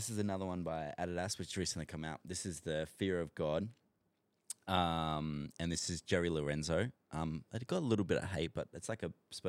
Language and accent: English; Australia; accent: Australian; I hope I said that right because my Australian accent always butchers stuff, bro.